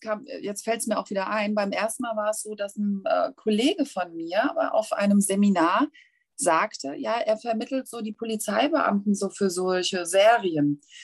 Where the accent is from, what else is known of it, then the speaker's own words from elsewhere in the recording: Hanau, Hesse, Germany; accent: Hessian; Ich komme aus Hessen. Also ich äh, strenge mich auch gerade mächtig an, nicht hessisch zu babbeln.